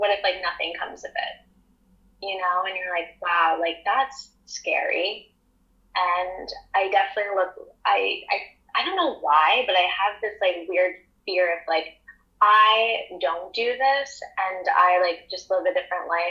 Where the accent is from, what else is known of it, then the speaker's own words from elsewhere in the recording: New Jersey, United States; also born or lived in New York; I'm from South Jersey in the United States. And I lived in a log cabin.